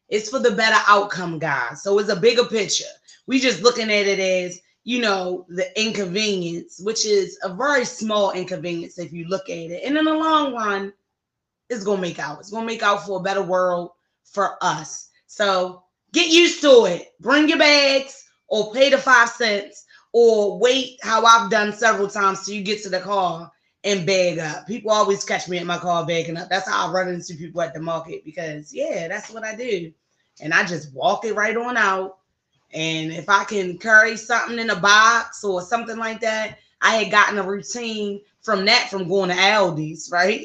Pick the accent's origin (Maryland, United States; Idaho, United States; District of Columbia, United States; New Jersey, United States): Maryland, United States; Baltimore; my hometown of Baltimore, Maryland.